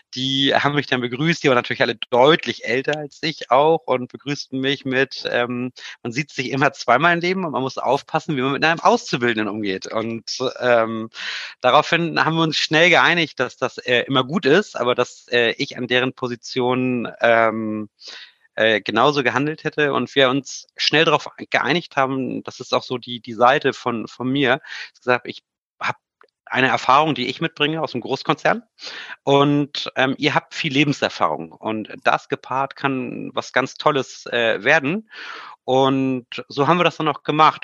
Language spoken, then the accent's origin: German; Hamburg, Germany; ich komme ja ursprünglich aus Hamburg